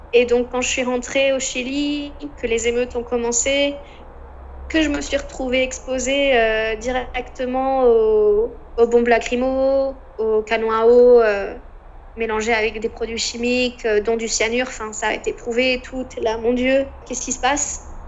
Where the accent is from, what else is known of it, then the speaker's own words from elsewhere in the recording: France; moved away as an adult; also born or lived in Concepción, Chile; moi qui était française